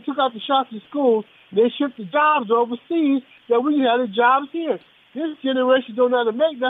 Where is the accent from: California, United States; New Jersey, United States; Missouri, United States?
California, United States; Los Angeles; from Watts.